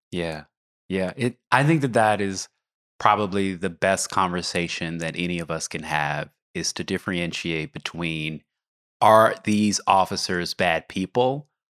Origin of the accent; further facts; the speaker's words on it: Oklahoma, United States; I grew up in Oklahoma